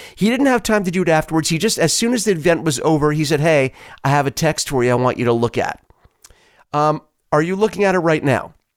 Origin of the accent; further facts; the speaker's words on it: New York, United States; moved away; where I grew up in New York